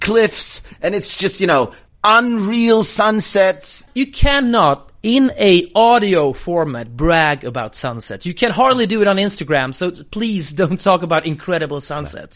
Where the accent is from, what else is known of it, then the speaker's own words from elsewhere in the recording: Sweden; I'm an embarrassing Swede in the US